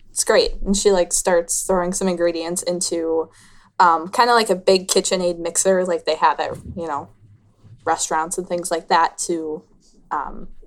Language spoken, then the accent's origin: English; Minnesota, United States; Oh, I'm from up in the Midwest, just a little small town in Minnesota, actually.